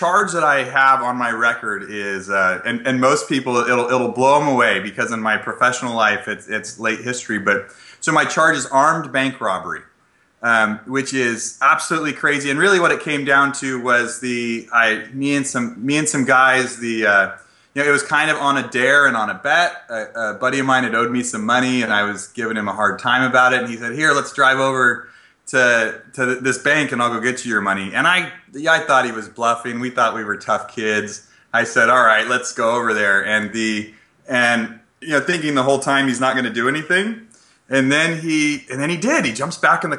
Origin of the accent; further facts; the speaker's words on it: Klamath Falls, Oregon, United States; moved away as an adult; now in Northern California, United States; I was born and raised in Southern Oregon. So I used to be from a small town called Klamath Falls